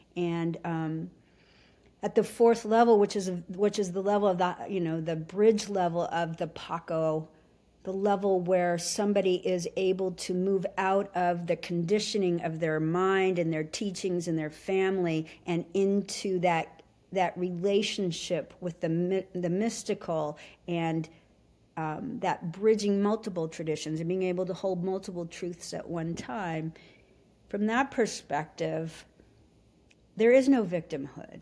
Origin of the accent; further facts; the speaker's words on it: Anchorage, Alaska, United States; I was raised in Alaska. We moved up there when I was four years old